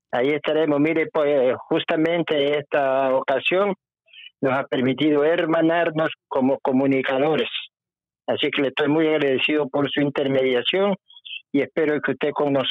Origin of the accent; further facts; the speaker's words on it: Guayaquil, Guayas, Ecuador; also born or lived in Ambato; soy nacido en Ambato, pero soy guayaquileño de cepa.